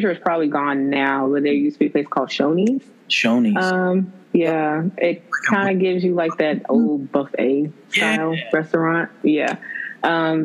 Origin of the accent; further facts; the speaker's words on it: Bowie, Maryland, United States; I am originally from Bowie, Maryland, Prince George's County, Maryland